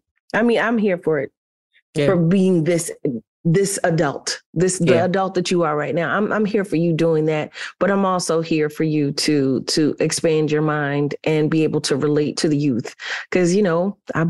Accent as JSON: {"language": "English", "town": "Philadelphia", "region": "Pennsylvania", "country": "United States", "tie": "born or raised there", "said": "that homosexual men were in an area of the city where I grew up in Philly."}